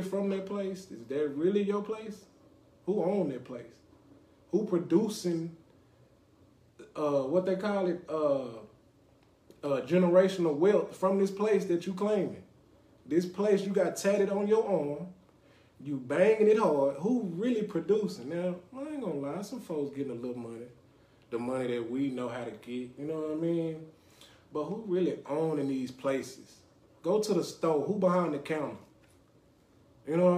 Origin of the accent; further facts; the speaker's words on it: Dallas, Texas, United States; I grew up like in East Dallas when I was little.